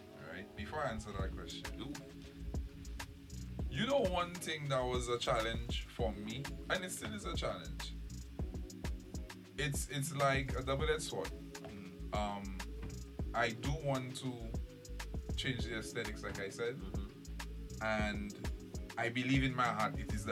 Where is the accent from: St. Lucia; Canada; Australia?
St. Lucia; moved away as an adult; also born or lived in United States; I born and raised in St. Lucia